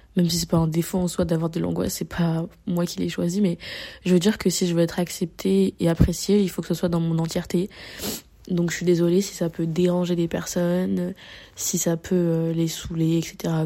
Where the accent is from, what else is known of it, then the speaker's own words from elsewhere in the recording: Paris, Île-de-France, France; moved away as an adult; je suis née à Paris. Je suis une Parisienne et tout, euh, de facto